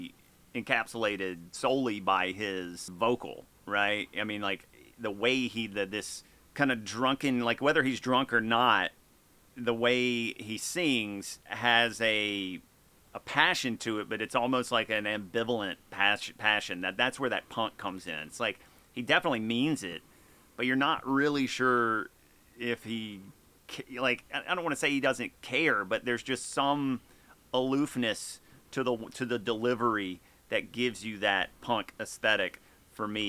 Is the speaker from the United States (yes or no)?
yes; the South, United States; I'm from the South.